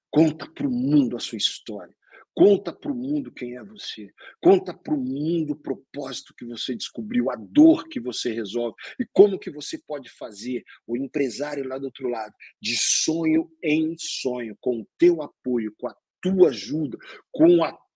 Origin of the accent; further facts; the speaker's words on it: Northeast Region, Brazil; Eu sou nordestino, adoro uma boa buchada.